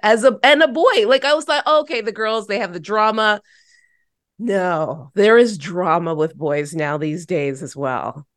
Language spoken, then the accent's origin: English; Toronto, Ontario, Canada; to be back in my hometown, born and raised in Toronto.